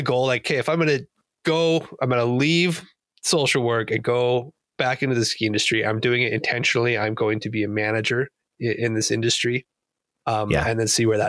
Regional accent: Idaho, United States; moved away; also born or lived in Wasatch; growing up in Idaho

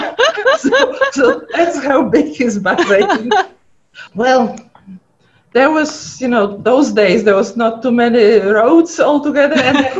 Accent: Poland; accent: funny accent; English is a second language; moved away as an adult; also born or lived in Cleveland / Detroit / Houston; now in United States; I was born in Poland. I grew up in Poland. I went to medical school in Poland. And as a matter of fact, when I came here, I didn't speak any English at all.

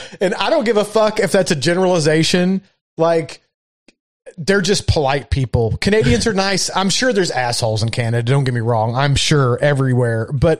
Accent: Ireland; I'm from Ireland. That's our beer. So I can take your Guinness.

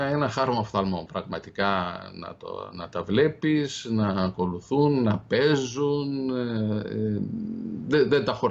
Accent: Greece; από πού είστε, από την Ελλάδα.

